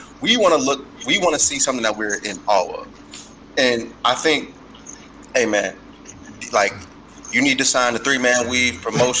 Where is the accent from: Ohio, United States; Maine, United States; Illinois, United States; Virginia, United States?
Ohio, United States; Cincinnati; I'm from Cincinnati.